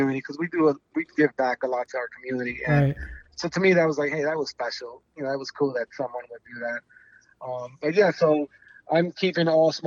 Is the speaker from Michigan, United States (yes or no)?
no; New York, United States; moved away; I'm from New York